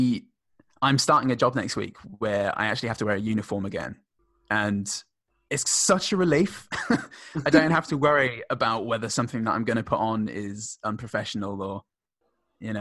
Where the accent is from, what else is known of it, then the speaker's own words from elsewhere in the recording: United Kingdom; now in Australia; We had the same in the UK, or I did at least. In my upper school, my hometown was a three-tier system for a while